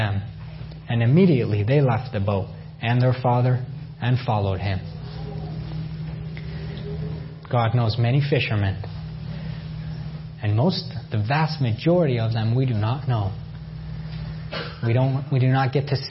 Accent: New York, United States; moved away as an adult; also born or lived in Nebraska; I'm a New Yorker

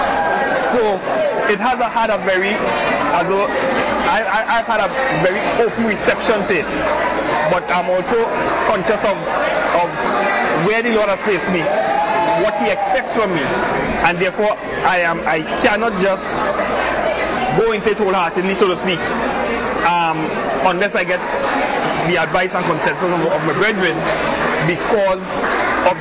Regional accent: Trinidad & Tobago; moved away; I'm from Trinidad

